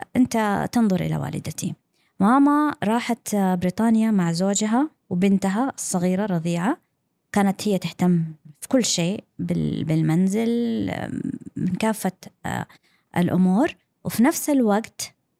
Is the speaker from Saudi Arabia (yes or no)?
yes; Saudi Arabia; first language English; Arabic is a second language; also born or lived in London, United Kingdom / Brighton, United Kingdom / Eastbourne, United Kingdom; أنا لما رجعنا للسعودية أنا كانت لغتي الأم هي اللغة الإنجليزية واللهجة البريطانية